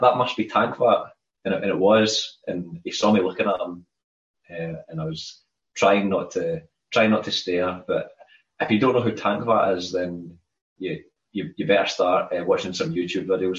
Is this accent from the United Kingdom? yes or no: yes; Scotland, United Kingdom; I'm Scottish, Loch Lomond.